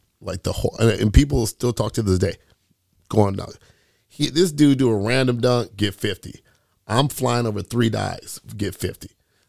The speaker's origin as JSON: {"language": "English", "town": "Oak Park", "region": "Illinois", "country": "United States", "tie": "born or raised there", "said": "I grew up in Oak Park. I grew up a poor kid, right? I grew up in Oak Park, man."}